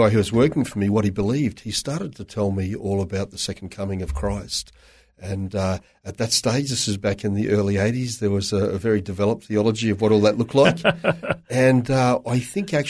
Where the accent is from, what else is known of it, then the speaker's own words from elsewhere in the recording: Toowoomba, Queensland, Australia; I was born in Toowoomba. Raised in Toowoomba in a very strong Catholic family.